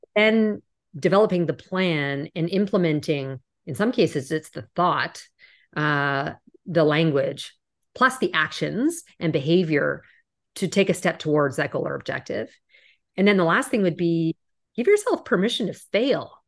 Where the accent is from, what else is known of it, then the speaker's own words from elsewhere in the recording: Canada; moved away as an adult; also born or lived in New York; I'm Canadian originally, and I remember the first time I moved to New York